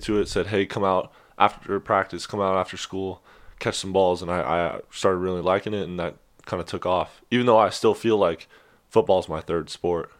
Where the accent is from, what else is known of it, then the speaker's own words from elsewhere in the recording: Sacramento, California, United States; moved away as an adult; I'm from Sacramento, California, born and raised over there